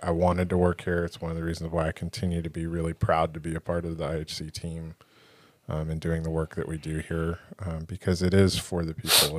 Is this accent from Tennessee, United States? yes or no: no; Encinitas, California, United States; now in Oceanside, United States; I grew up in Encinitas and I live in Oceanside